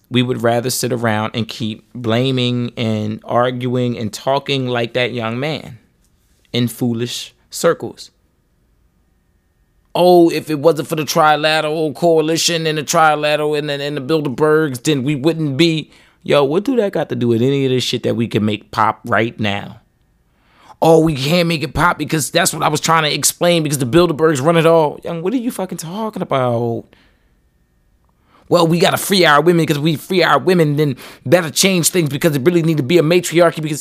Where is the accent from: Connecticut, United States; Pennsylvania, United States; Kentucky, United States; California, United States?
Pennsylvania, United States; Philadelphia; I grew up in Philly.